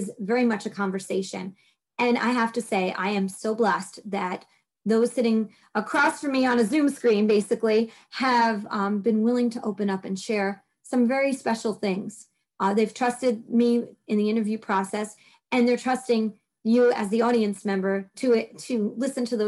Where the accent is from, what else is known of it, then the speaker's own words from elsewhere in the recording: New York City, New York, United States; accent: Brooklyn; my Brooklyn accent comes out every once in a while